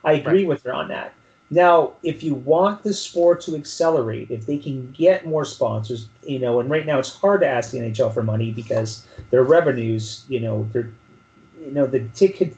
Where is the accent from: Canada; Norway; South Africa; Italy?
Canada; as a Canadian